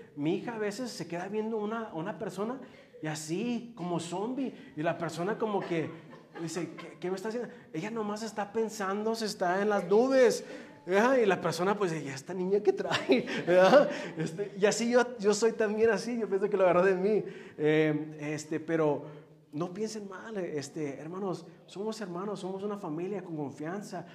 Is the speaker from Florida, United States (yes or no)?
no; Los Angeles, California, United States; Yo crecí en Los Ángeles, allá en lo mero bueno